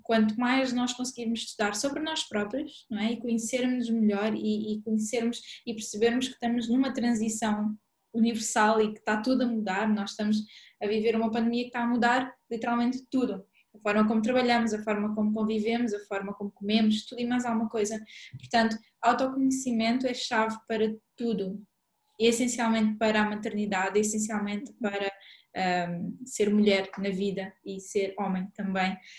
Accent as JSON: {"language": "Portuguese", "country": "Mozambique", "tie": "born or raised there", "moved": "yes", "said": "eu cresci em Moçambique"}